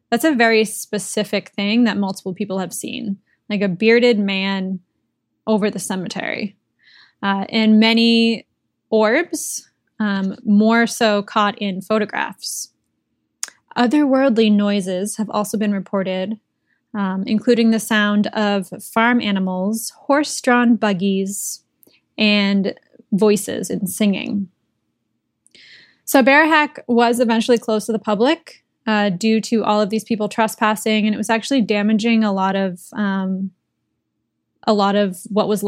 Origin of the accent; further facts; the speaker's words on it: Massachusetts, United States; I grew up in Massachusetts